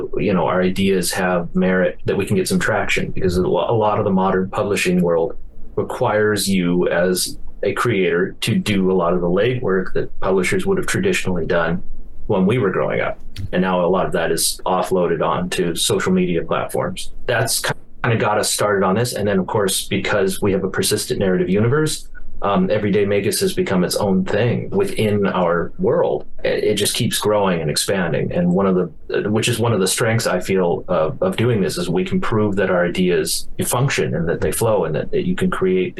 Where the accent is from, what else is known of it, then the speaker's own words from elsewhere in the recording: Billings, Montana, United States; This is, might be just more of a Billings, Montana experience, like growing up in Billings.